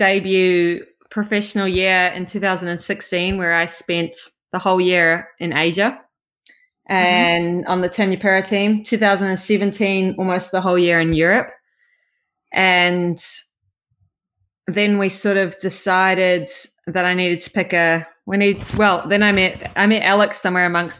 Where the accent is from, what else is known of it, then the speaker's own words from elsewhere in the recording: Auckland, New Zealand; moved away as an adult; now in Australia; I grew up in Auckland